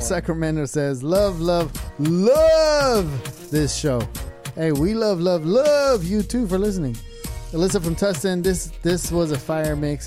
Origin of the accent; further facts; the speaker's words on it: Germany; moved away; my hometown, Germany, Deutschland